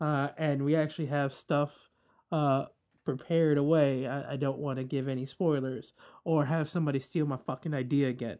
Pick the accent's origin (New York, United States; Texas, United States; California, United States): New York, United States; New York City; as a New Yorker